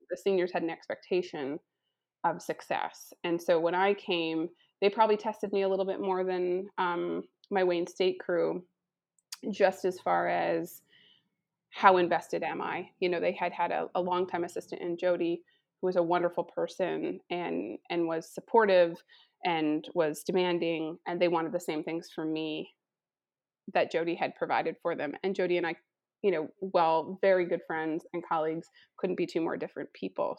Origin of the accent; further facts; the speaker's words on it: Saskatchewan, Canada; moved away; also born or lived in Erie, Pennsylvania / Detroit; cultured woman growing up in Saskatchewan